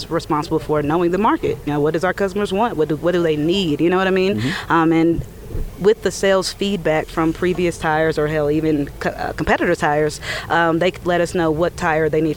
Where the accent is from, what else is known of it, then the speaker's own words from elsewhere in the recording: Atlanta, Georgia, United States; I'm born and raised in Atlanta